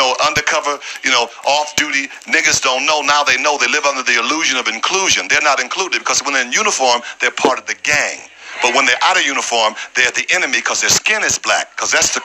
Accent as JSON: {"language": "English", "region": "the South", "country": "United States", "said": "I'm from the South."}